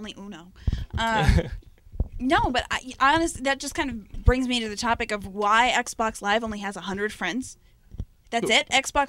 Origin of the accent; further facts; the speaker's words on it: Maine, United States; also born or lived in New York; Originally, I'm from Maine, but I lived in New York for 6 years.